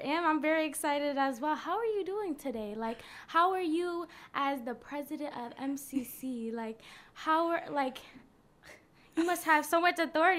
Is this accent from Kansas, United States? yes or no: no; Rochester, New York, United States; it's already in my hometown